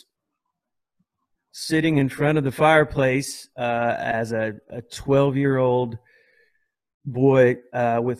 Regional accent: Louisiana, United States; my small town that I grew up in Louisiana

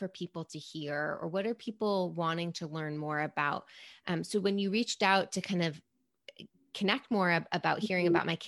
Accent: New York City, New York, United States; I grew up in New York City, born and raised

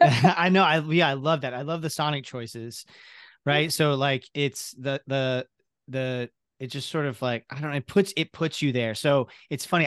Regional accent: Ocala, Florida, United States; I grew up in Ocala, very similar, like that Baptist church

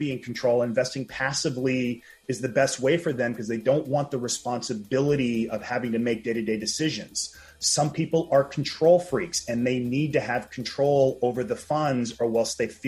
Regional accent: New Orleans, Louisiana, United States; now in Los Angeles, United States; I'm actually from New Orleans, even though I live out here in LA.

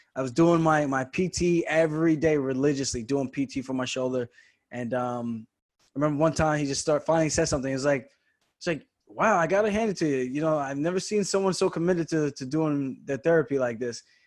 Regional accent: Roosevelt, New York, United States; also born or lived in Uniondale, New York; I grew up in Roosevelt. Then when I transferred schools, moved to Uniondale, seventh and eighth grade in middle school

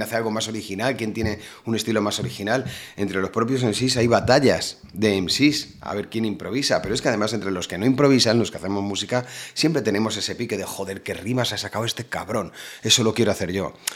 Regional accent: Móstoles, Community of Madrid, Spain; moved away as an adult; also born or lived in Alicante; now in Málaga, Spain; Yo toda la vida he estado en Madrid

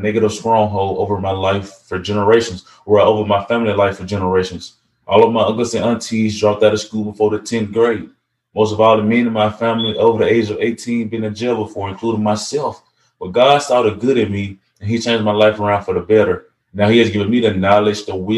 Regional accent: Gallaway, Tennessee, United States; born or raised there

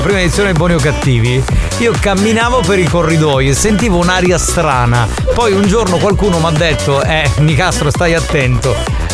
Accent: Sicily, Italy; qui in Sicilia nevica solo in alcune zone

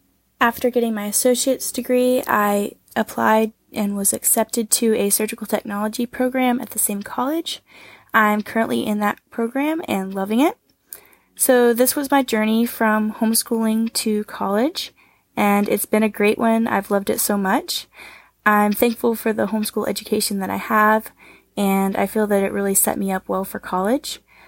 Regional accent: Northwest Arkansas, United States; I'm from the United States, from Northwest Arkansas, and I was homeschooled kindergarten through 12th grade.

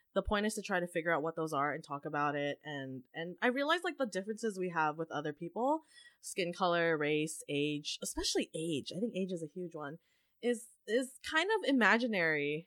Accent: Canada; also born or lived in Asia; being Canadian

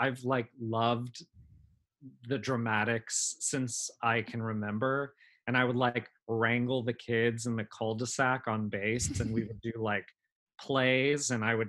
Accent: San Antonio, Texas, United States; I moved around all my life, but overall spent 15 years in Texas, so Texas is home. I'm from San Antonio, big military city, and I did go to school in San Antonio.

